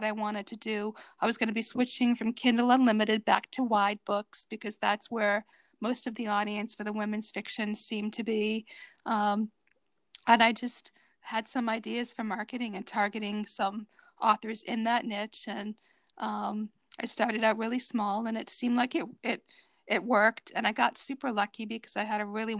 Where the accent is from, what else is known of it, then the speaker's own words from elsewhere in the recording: Cape Cod, Massachusetts, United States; grew up on Cape Cod, so I've gone to Nantucket many times